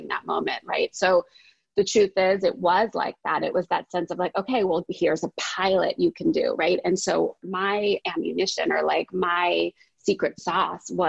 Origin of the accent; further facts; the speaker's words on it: New Jersey, United States; I'm from Jersey